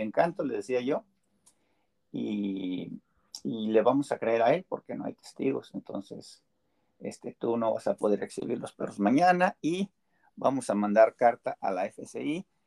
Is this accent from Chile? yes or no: no; Mexico; moved away as an adult; now in United States; Yo soy más mexicano que nopal